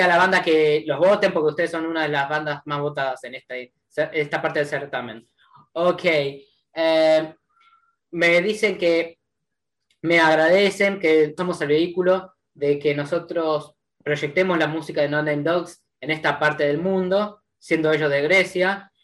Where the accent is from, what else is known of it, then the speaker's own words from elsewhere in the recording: Argentina; yo soy de Argentina